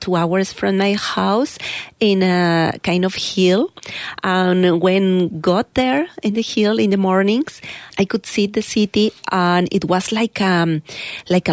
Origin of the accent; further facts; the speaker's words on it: Mexico City, Mexico; English is a second language; moved away as an adult; now in Canada; I'm from Mexico City